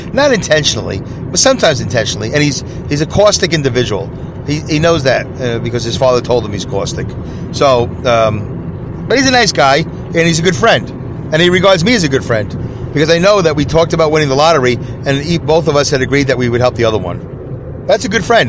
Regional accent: New York City, New York, United States; when I was growing up in New York City, in the New York City school system

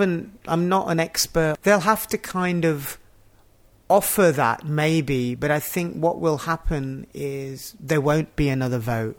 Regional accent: Yorkshire and the Humber, United Kingdom; moved away as an adult; also born or lived in Pakistan / Yemen; one of the places I grew up in Yorkshire. So I knew that area, and it felt, even though it was that I'd lived there so long ago

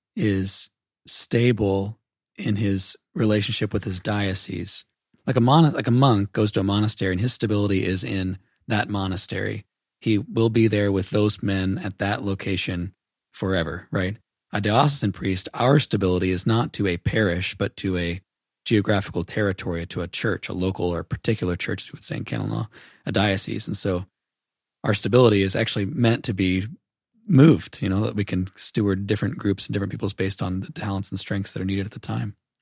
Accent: Haubstadt, Indiana, United States; I grew up in Hopstadt, Indiana

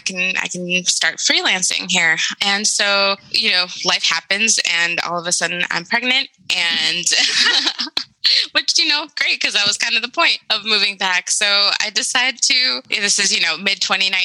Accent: Madison, Wisconsin, United States; moved away as an adult; also born or lived in Mexico City; now in Madison, United States; growing up in Madison and then leaving

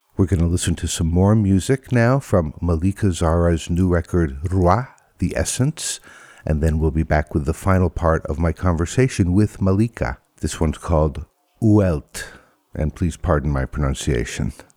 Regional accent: Connecticut, United States; moved away; also born or lived in Vermont; I did not grow up in New York, but next to New York in Connecticut

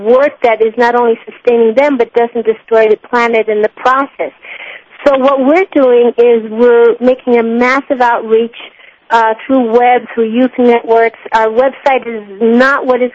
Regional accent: Mexico; I was raised in Mexico. I arrived when I was 5.

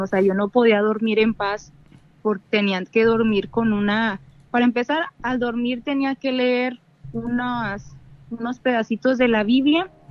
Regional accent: Monterrey, Nuevo León, Mexico; de Monterrey

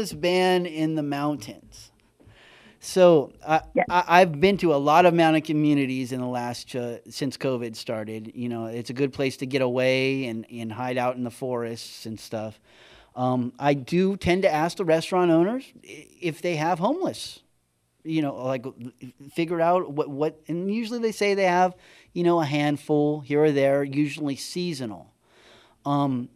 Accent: San Felipe, Baja California, Mexico; moved away; I grew up in San Felipe with tons of street tacos.

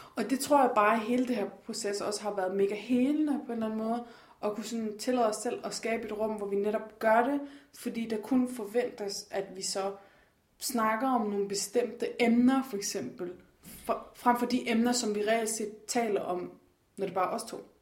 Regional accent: Denmark; jeg er fra Jylland

